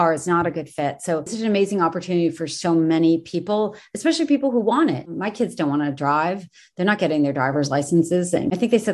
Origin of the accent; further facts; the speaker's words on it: New York City, New York, United States; I grew up in New York City